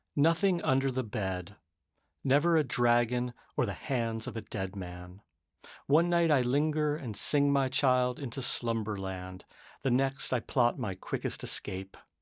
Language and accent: English; Arizona, United States; now in San Francisco, United States; I grew up in Arizona right next to the Salt River um, Pima Maricopa Reservation.